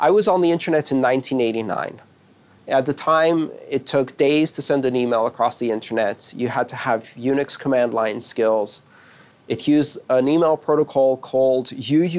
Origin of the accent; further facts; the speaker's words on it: United States; as an American